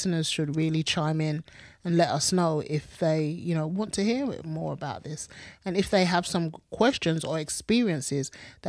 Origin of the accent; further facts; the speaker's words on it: London, United Kingdom; now in South London, United Kingdom; We lived in East London. And for years, I wouldn't tell people I was from East London, especially when I'd moved to South London and my accent had changed just a little bit.